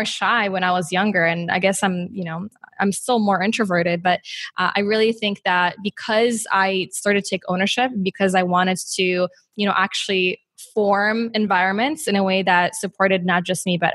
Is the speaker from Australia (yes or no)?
no; Poland; now in Chicago, United States; growing up in Poland